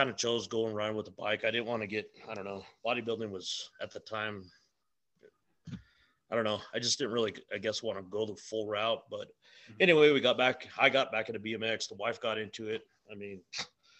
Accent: Albuquerque, New Mexico, United States; Born and raised here in New Mexico, right here in Albuquerque. I grew up in the South Valley of Albuquerque

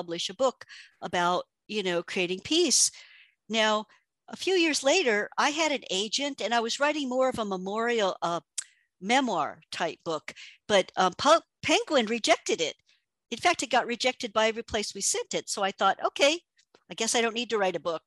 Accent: United States; moved away as an adult; also born or lived in Mumbai; I'm an American

